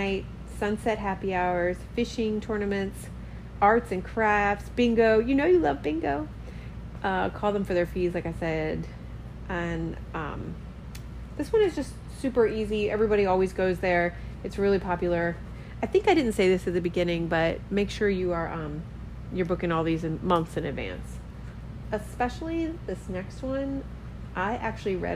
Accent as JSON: {"language": "English", "region": "Maryland", "country": "United States", "moved": "yes", "lives_now": "Key West, United States", "said": "we're from Maryland and everything there is like woods or bay"}